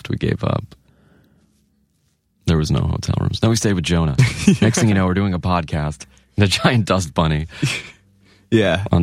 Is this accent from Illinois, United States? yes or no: no; Long Island, New York, United States; moved away; Long Island. Gotcha. New York. Long Island